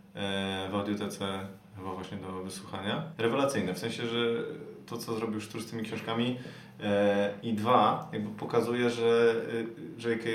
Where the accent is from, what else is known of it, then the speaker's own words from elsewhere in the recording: Łódź Voivodeship, Poland; jestem z Podłodzi